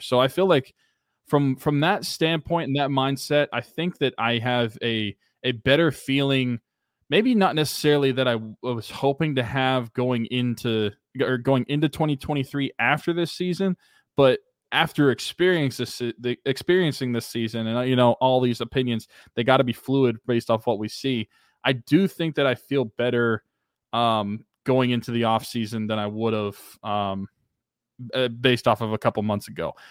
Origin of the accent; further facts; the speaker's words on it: Pennsylvania, United States; now in Oklahoma, United States; my hometown areas